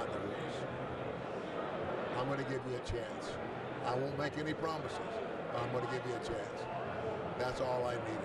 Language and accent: English; Omaha, Nebraska, United States; I'm originally from Omaha, Nebraska